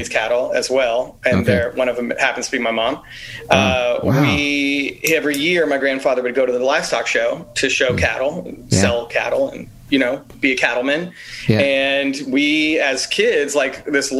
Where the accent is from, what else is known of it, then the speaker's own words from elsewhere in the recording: Houston, Texas, United States; moved away as an adult; also born or lived in New York / Los Angeles / Chicago / Bay Area; now in New Orleans, United States; I grew up in Alief, Texas